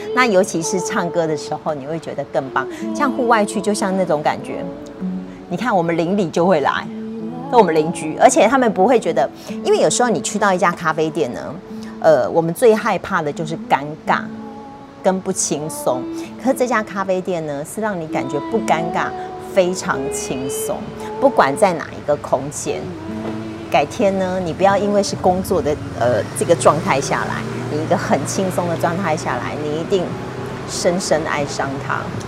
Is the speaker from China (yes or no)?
no; Banqiao, New Taipei, Taiwan; 其实这个是我的老家。那我一直在从事咖啡店